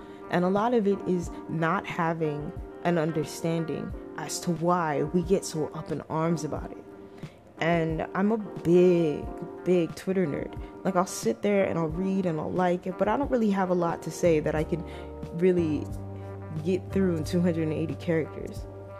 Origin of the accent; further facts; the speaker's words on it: Toronto, Ontario, Canada; also born or lived in Trinidad and Tobago; now in United States; I am from Toronto, Canada. I used to live in a very beautiful island, the island, twin islands of my parents' heritage, Trinidad and Tobago. And currently, I live in the northern part of California.